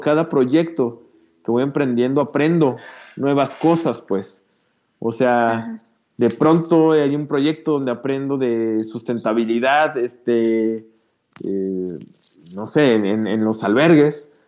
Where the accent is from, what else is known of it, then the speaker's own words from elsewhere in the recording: Mexico; como mexicanas y mexicanos.